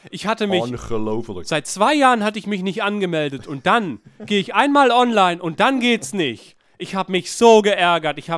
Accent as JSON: {"language": "German", "region": "Berlin", "country": "Germany", "said": "Ich komme aus Berlin."}